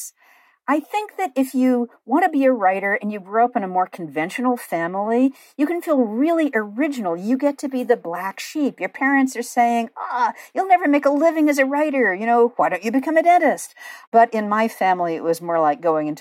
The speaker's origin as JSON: {"language": "English", "country": "United States", "tie": "born or raised there", "also_born_or_lived": "Connecticut / Los Angeles, California", "said": "I grew up in Connecticut and L.A. and preferred the former to the latter"}